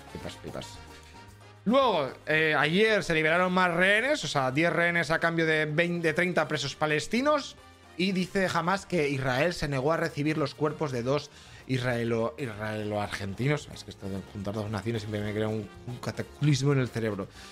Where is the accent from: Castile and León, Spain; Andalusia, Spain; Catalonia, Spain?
Castile and León, Spain; Burgos; Quintanilla del Coco, que está en Burgos, encima de, mi tierra